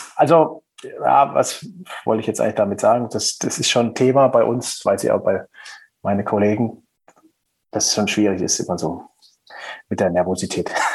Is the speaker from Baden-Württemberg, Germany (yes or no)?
yes; Black Forest, Baden-Württemberg, Germany; accent: Black Forest dialect; meinen Schwarzwälder Dialekt, der ja ab und zu mal so ein bisschen durchkommt